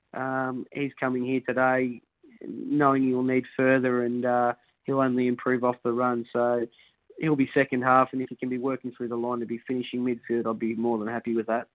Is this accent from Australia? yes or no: yes; Somerville, Victoria, Australia; I grew up in Somerville, which is not far away